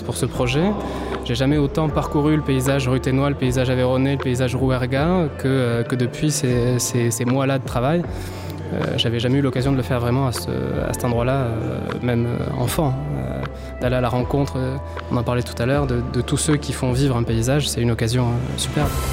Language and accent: French; Rodez, Occitania, France; moved away; la terre natale, ici à l'origine à Rodez.